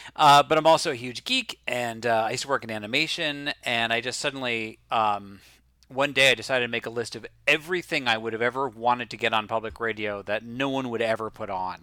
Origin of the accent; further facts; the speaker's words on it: Boston, Massachusetts, United States; also born or lived in Los Angeles; now in New York, United States; growing up in Boston and now living in New York